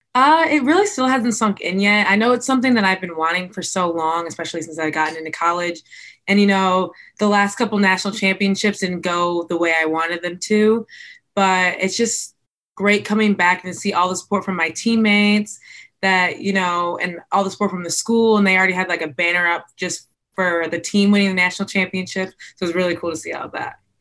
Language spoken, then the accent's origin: English; White Lake, Michigan, United States; I grew up in White Lake, Michigan